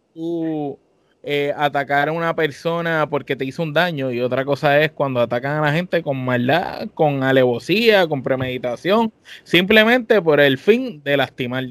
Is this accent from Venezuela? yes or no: no; Puerto Rico; somos boricuas los tres y que te tenemos aquí, todos somos boricuas los cuatro